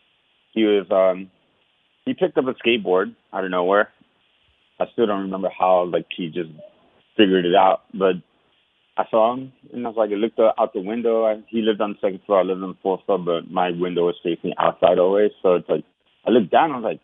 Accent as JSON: {"language": "English", "town": "New York City", "region": "New York", "country": "United States", "tie": "born or raised there", "said": "growing up in Washington Heights was hard"}